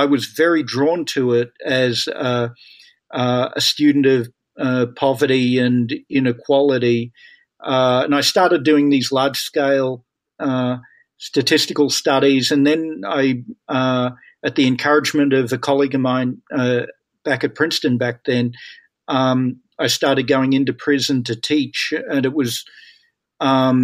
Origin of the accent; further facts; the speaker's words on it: Australia; moved away as an adult; now in United States; I'm Australian, and I came to the United States more than 30 years ago now